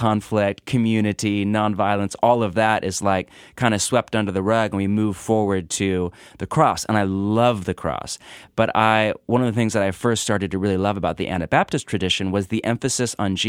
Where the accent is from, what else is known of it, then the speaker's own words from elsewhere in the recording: West Coast, United States; I grew up in kind of West Coast evangelical Bible church world, that my dad was a pastor